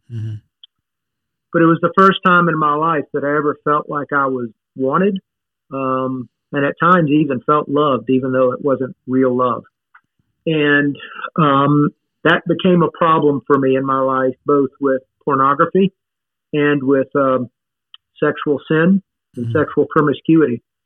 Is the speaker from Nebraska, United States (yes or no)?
no; Baton Rouge, Louisiana, United States; born or raised there; also born or lived in Michigan